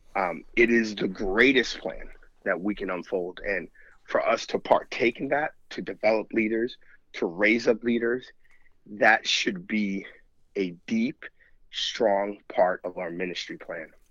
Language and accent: English; New York, United States; now in Missouri, United States; I'm from New York.